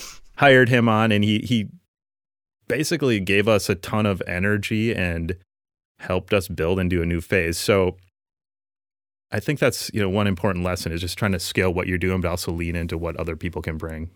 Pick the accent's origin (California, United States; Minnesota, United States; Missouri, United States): Minnesota, United States; lifelong Minnesota boy, and um, still living here in South Minneapolis.